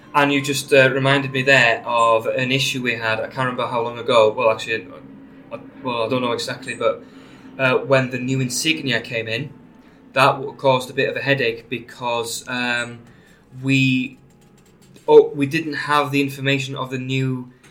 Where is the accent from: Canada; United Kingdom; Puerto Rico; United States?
United Kingdom; Anglesey, North Wales; accent: Welsh; now in St Helens, United Kingdom; I'm, I'm from Anglesey in North Wales originally. I live in St Helens now. Uh, so I suppose my accent is Welsh.